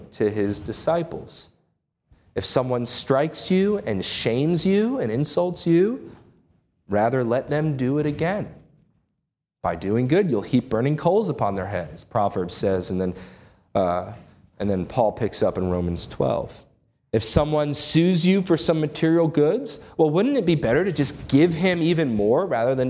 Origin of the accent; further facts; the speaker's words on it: United States; As American citizens